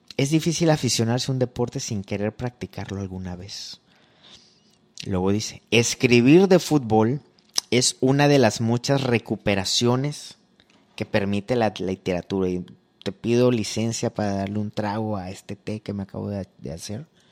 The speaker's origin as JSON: {"language": "Spanish", "region": "Veracruz", "country": "Mexico", "tie": "born or raised there", "said": "yo nací en Veracruz"}